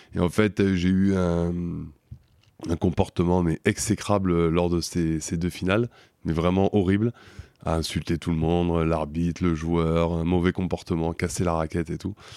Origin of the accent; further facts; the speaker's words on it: Paris region, Val-de-Marne, Île-de-France, France; moved away as an adult; now in Toulouse, France; J'ai grandi dans la région parisienne, dans le 94